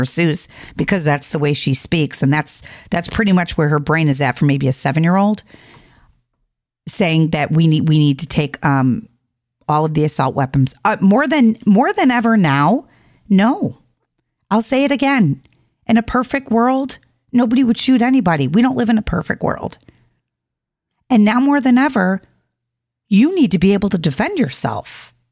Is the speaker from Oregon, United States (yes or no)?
no; Chicago, Illinois, United States; moved away; I'm from Chicago